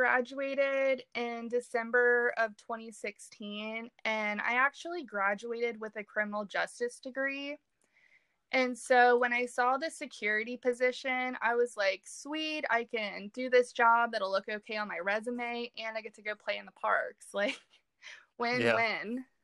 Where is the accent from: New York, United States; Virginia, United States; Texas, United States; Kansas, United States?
Virginia, United States; Richmond; I grew up outside of Richmond, Virginia